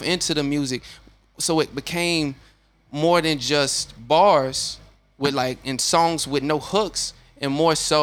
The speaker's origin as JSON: {"language": "English", "town": "Chattanooga", "region": "Tennessee", "country": "United States", "also_born_or_lived": "Murfreesboro, Tennessee", "moved": "as an adult", "said": "I'm from Chattanooga, Tennessee."}